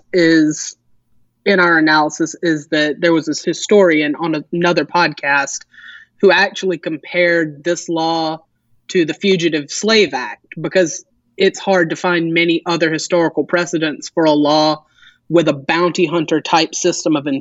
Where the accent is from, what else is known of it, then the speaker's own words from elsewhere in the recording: Meridian, Mississippi, United States; now in Boston, United States; I'm from Meridian, Mississippi, but I'm currently living in Boston, Massachusetts